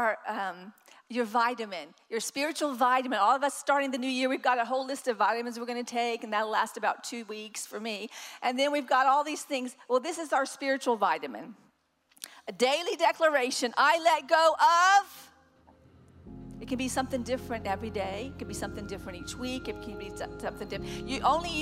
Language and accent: English; the South, United States; I'm from the South.